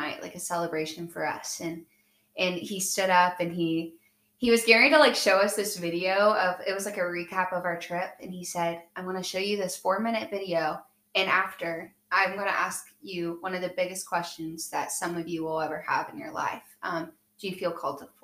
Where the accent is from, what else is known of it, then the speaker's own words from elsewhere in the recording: Chillicothe, United States; I'm from Chillicothe